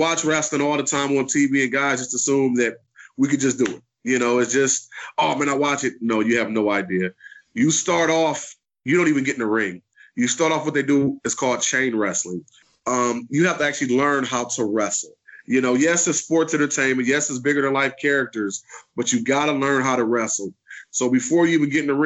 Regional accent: Detroit, Michigan, United States; growing up in Detroit, you know, they just don't expect us to be wrestlers

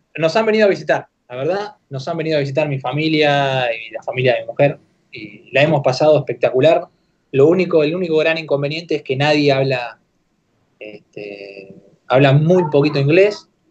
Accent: Argentina; moved away as an adult; also born or lived in Japan / United Arab Emirates; en Argentina acá

